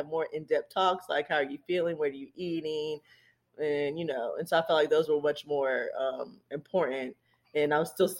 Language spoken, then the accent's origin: English; Charlotte, North Carolina, United States; moved away as an adult; now in South Carolina, United States; I was born and raised in Charlotte, North Carolina